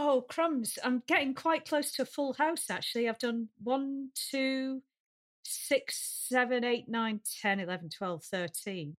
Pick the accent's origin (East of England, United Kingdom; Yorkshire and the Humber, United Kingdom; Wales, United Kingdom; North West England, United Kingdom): North West England, United Kingdom; Lancashire; accent: Lancashire; my Lancashire accent